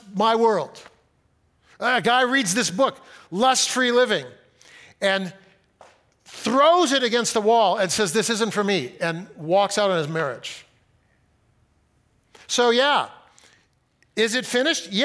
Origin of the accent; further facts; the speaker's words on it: Fresno, California, United States; I grew up in Fresno